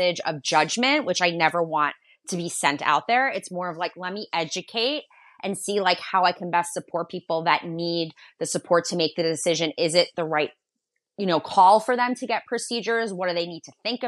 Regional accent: Long Island, New York, United States; I'm from Long Island. I'm from New York

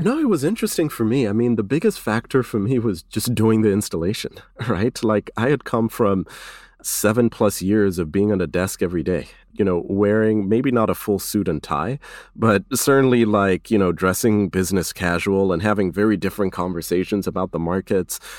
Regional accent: Kenya; now in United States; I was born in Kenya before coming to the States

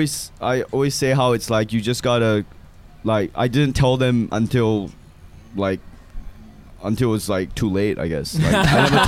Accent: Malaysia; also born or lived in Australia; now in United States; Like, yeah, I'm from Malaysia.

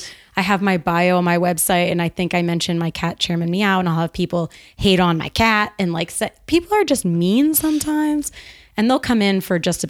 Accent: Northeast, United States; I'm a straight shooter. I'm from the Northeast.

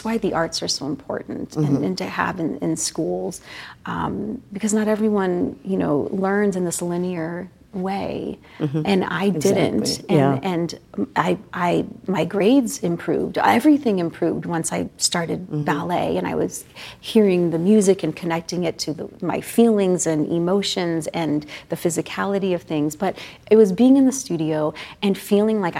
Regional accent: San Pedro, California, United States; growing up in San Pedro, California

